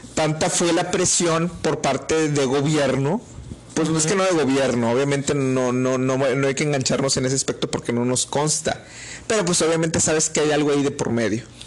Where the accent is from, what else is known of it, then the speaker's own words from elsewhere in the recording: Mexico; somos mexicanos